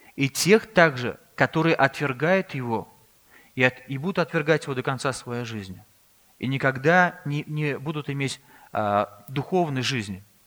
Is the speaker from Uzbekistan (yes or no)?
no; Russia; also born or lived in Kazan; мы родились в России здесь